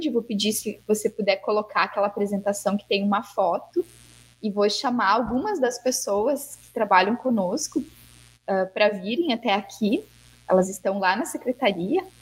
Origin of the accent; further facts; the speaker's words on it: Paraná, Brazil; now in Santa Cruz do Sul, Brazil; eu também, não sou aqui de Santa Cruz, eu vim do Paraná, né?